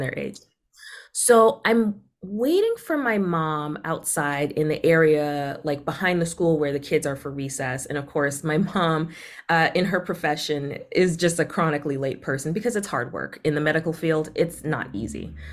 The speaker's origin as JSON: {"language": "English", "town": "Boston", "region": "Massachusetts", "country": "United States", "tie": "born or raised there", "also_born_or_lived": "Caribbean", "said": "I also grew up in a part of Boston that's just, like, very much safe, white collar, not in the news"}